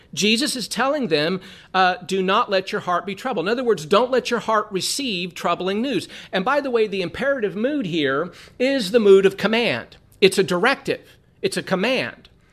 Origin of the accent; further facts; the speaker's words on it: Southern California, United States; growing up in Southern California